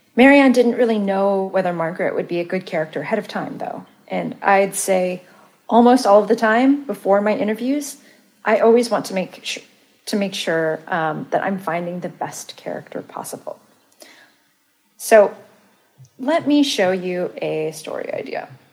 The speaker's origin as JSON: {"language": "English", "country": "Malaysia", "also_born_or_lived": "Santa Cruz, California", "moved": "yes", "said": "I'm Malaysian"}